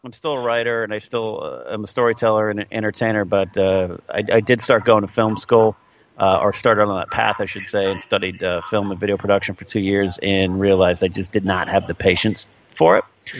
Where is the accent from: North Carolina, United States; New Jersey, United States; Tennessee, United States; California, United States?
California, United States; San Luis Obispo; my hometown, San Luis Obispo